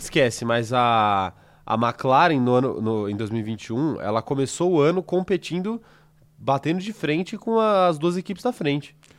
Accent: Salvador, Bahia, Brazil; eu nasci em Salvador, eu sou solteiro politano. Sim. Então tenho muito orgulho da Bahia

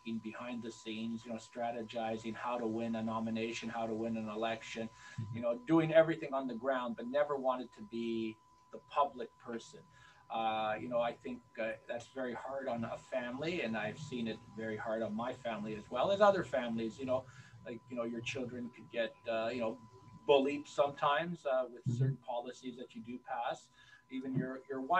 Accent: Mississauga, Ontario, Canada; I grew up here in Mississauga Lakeshore

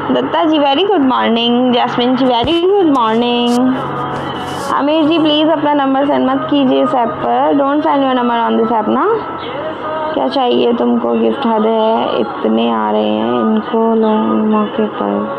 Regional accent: Uttar Pradesh, India; मैं यूपी से हूँ

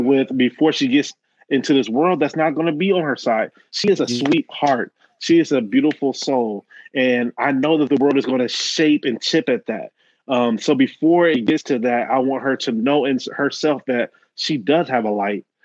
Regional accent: Dayton, Ohio, United States; I'm from Dayton

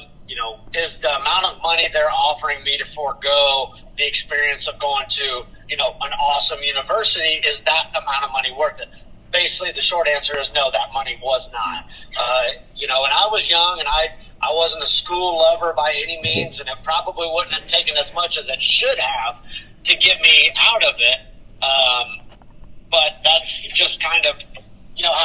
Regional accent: Mid Missouri, United States; moved away; also born or lived in Texas; I grew up in Mid Missouri

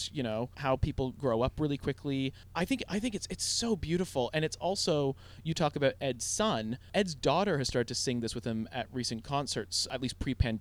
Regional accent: Toronto, Ontario, Canada; growing up in Toronto

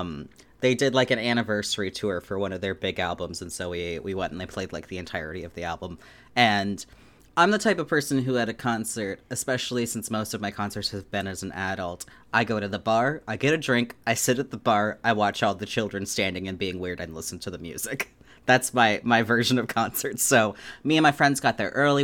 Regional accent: Anchorage, Alaska, United States; I grew up in Anchorage, Alaska.

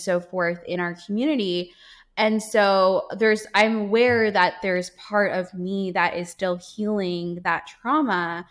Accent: Guyana; I was born in Guyana.

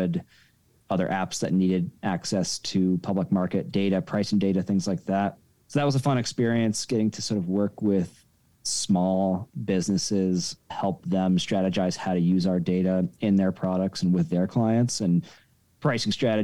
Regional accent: Denver, Colorado, United States; moved back to my hometown of Denver, Colorado

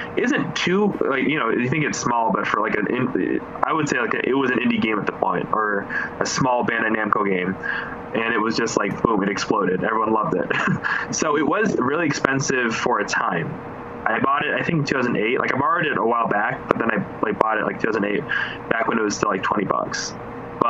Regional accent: Philippines; I'm Filipino

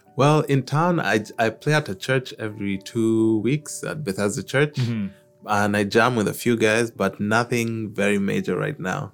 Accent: Nairobi, Kenya; moved away as an adult; also born or lived in Halifax, Canada; now in Newfoundland, Canada; I'm originally from Kenya, East Af- in Eastern Africa. So mm. I grew up in Nairobi, which is the capital

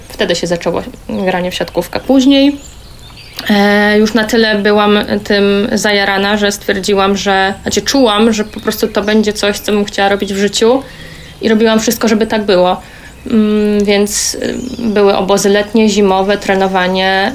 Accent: Silesian Voivodeship, Poland; ze Śląska

